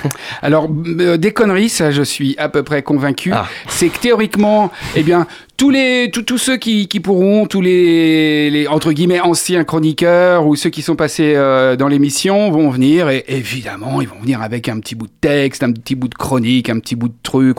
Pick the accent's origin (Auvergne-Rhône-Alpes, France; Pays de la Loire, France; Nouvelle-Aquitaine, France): Pays de la Loire, France; Angers; also born or lived in Paris; Je suis un gars d'ici, je suis né à Angers, je connais très bien ma ville